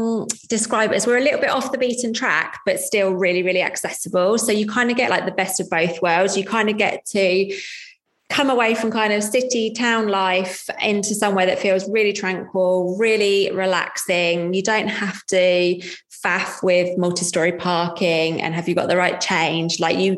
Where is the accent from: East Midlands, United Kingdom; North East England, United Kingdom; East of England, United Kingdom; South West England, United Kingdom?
East of England, United Kingdom; Leighton Buzzard; I come from Leighton Buzzard, it's 20 minutes, it's 20 minutes to Aylesbury